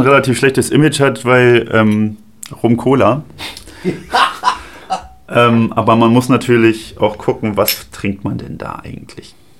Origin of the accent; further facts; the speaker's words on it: Strausberg, Brandenburg, Germany; Bei uns zu Hause, in meinem, in meinem Heimatort. Ja. In Strausberg